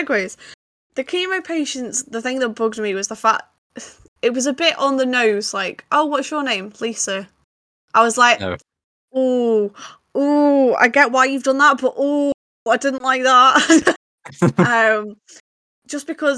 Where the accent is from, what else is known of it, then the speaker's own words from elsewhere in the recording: United Kingdom; most British people get awkward about the topic of sex, so we just automatically like do nervous laughing at it